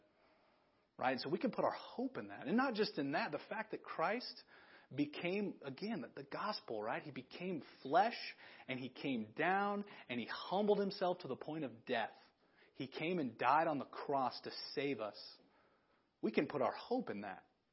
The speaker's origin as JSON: {"language": "English", "town": "Big Sandy", "country": "United States", "tie": "born or raised there", "moved": "as an adult", "said": "it took God putting me back in my hometown"}